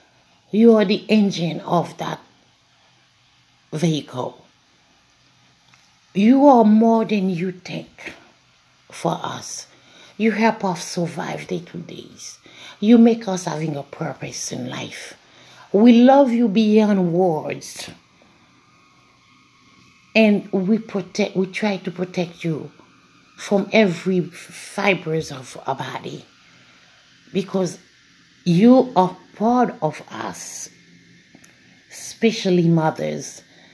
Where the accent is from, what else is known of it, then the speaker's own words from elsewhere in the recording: Haiti; moved away; I don't have a big family because I'm a foreigner. As I told you, I'm from Haiti